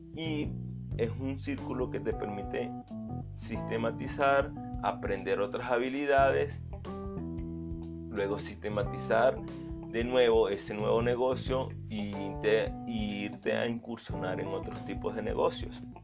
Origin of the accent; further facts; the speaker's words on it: Venezuela; soy venezolano